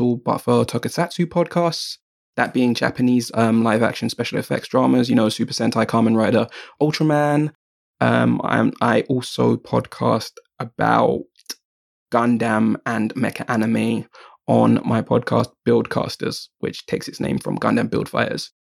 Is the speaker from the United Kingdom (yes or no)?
yes; United Kingdom; I am a Jamaican British otaku.